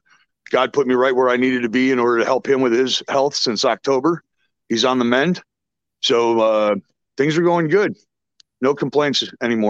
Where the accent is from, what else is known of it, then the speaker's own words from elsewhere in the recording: Chicago, Illinois, United States; I was born and raised right here in Chicagoland area